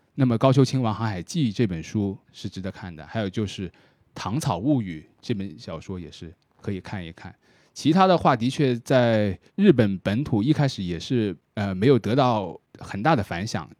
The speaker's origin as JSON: {"language": "Chinese", "town": "Shenzhen", "region": "Guangdong", "country": "China", "said": "以我作为一个深圳人来说"}